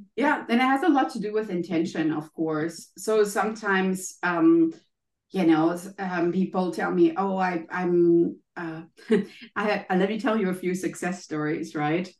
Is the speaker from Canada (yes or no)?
no; Germany; accent: German; English is a second language; as you can maybe hear from my accent, I'm German.